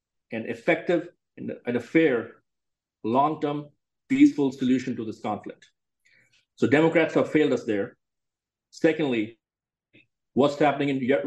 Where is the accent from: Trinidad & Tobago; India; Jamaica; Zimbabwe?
India; moved away as an adult; now in Texas, United States; born and raised in India